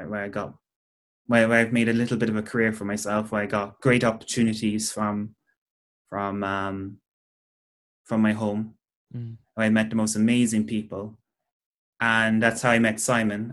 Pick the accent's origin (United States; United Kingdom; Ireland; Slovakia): Ireland; Cork, Munster; I'm from Cork. I come from just outside Cork City